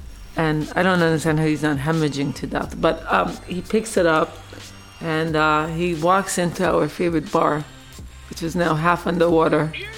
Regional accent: New York City, New York, United States; moved away as an adult; also born or lived in Dominica; I grew up in New York City.

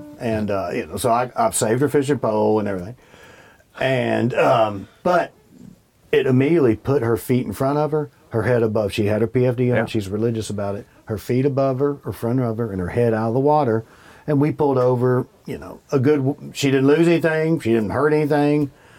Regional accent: Bardstown, Kentucky, United States; I had them growing up in Bardstown.

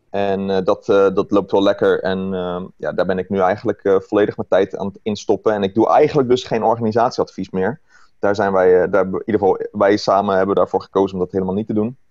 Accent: Rotterdam, South Holland, Netherlands; now in Maasluis, Netherlands; woon in Maasluis, geboren in Rotterdam

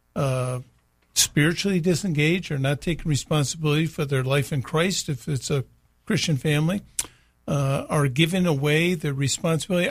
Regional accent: United States; it's part of us being an American man

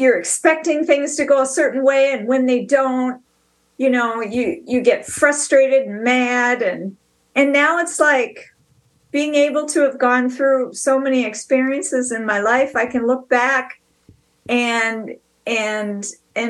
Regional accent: Bayport, Minnesota, United States; also born or lived in New York; I'm from Bayport

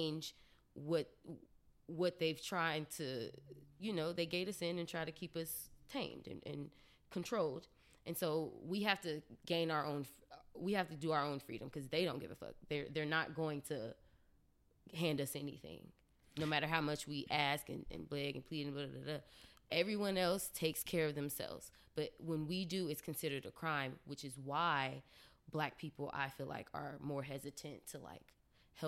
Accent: Dayton, Ohio, United States; moved away as an adult; also born or lived in Washington, District of Columbia, United States; I'm from Ohio

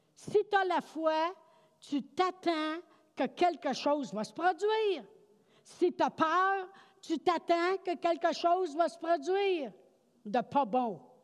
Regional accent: Quebec, Canada; on dit ça au Québec tout le temps

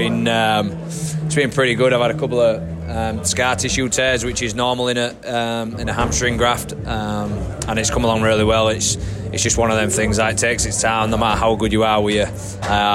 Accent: England, United Kingdom; moved away as an adult; now in Canberra, Australia; I'm English.

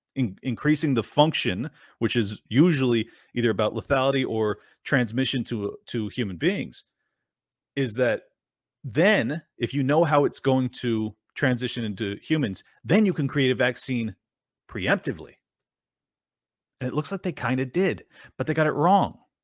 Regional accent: Miami, Florida, United States; I'm from Miami

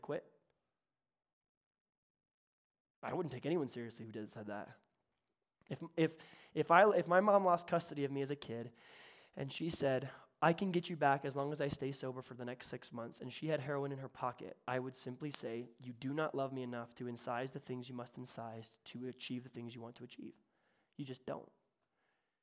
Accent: the South, United States; accent: Southern; Southern. I can do Southern. I was born in the South

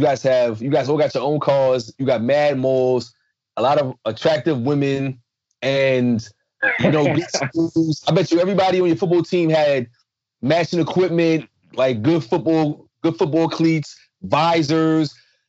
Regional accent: New York City, New York, United States; I said, "No, I'm from Brooklyn."

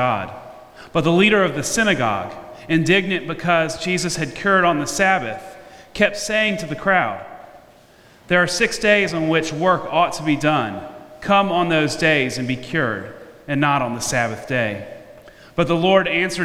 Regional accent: Memphis, Tennessee, United States; moved away; I went to my hometown of Memphis

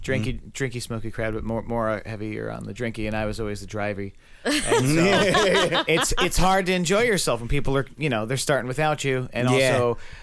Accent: Nutley, Bloomfield, Montclair, New Jersey, United States; born or raised there; also born or lived in West Caldwell, New Jersey

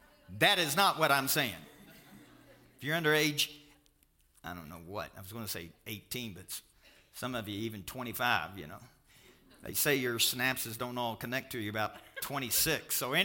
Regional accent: Louisville, Kentucky, United States; I said, I'm from Louisville, Kentucky.

